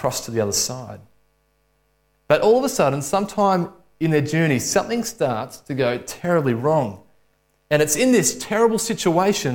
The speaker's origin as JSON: {"language": "English", "town": "Alexandra", "region": "Victoria", "country": "Australia", "tie": "born or raised there", "said": "I grew up in Alexandria and went to a state school"}